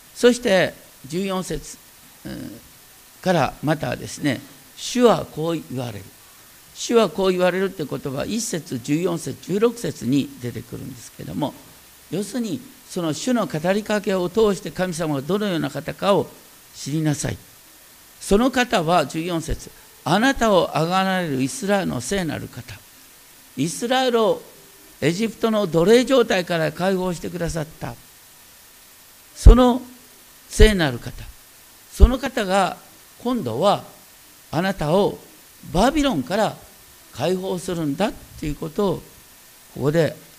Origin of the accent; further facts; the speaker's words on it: foot of Mount Asahi, Hokkaido, Japan; moved away; 僕は大雪山の麓あの旭岳の麓で生まれた今バスも通ってないよ旭川に行こうとったってこう本当にど田舎ね